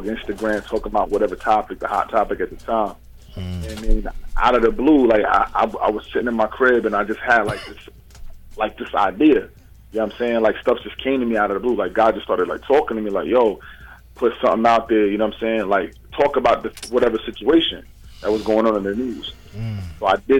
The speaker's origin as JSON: {"language": "English", "country": "United States", "tie": "born or raised there", "said": "I'm from America. I'm born here."}